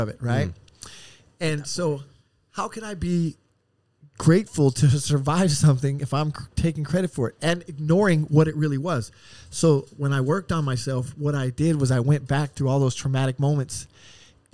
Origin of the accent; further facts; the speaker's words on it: Oceanside, California, United States; also born or lived in Chicago, Illinois / Las Vegas, Nevada; I was raised in Oceanside and now I live in El Cajon, married, kids